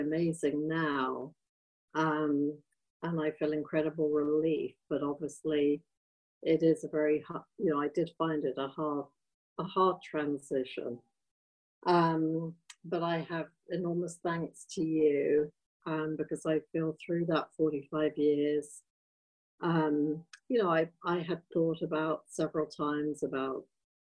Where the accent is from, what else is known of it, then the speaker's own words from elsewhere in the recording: England, United Kingdom; moved away as an adult; I was raised in England, but, you know, I moved here 30 years ago from England